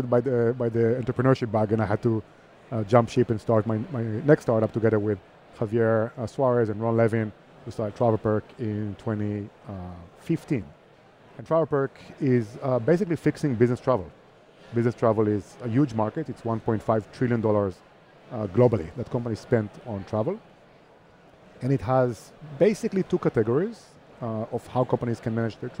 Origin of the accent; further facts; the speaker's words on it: Herzliya, Tel Aviv District, Israel; moved away as an adult; now in Barcelona, Spain; I'm from Israel, from Herzliya, which is next to Tel Aviv